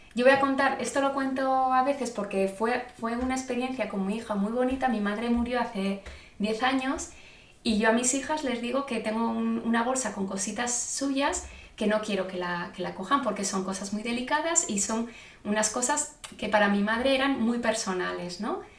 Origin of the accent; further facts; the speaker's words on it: Zaragoza, Aragon, Spain; yo soy de Zaragoza